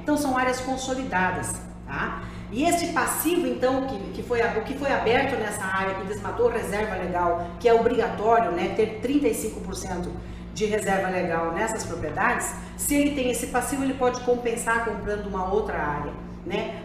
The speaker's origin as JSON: {"language": "Portuguese", "town": "Lucas do Rio Verde", "region": "Mato Grosso", "country": "Brazil", "moved": "yes", "said": "voltando aqui à minha casa, à minha terra, considero que Lucas do Rio Verde é o meu, é o meu lar no estado de Mato Grosso"}